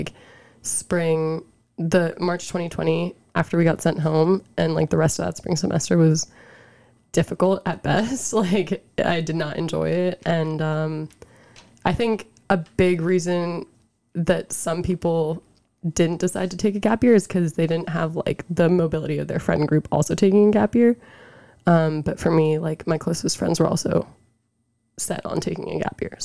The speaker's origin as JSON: {"language": "English", "area": "Fairfax County", "region": "Northern Virginia", "country": "United States", "said": "I'm from Northern Virginia."}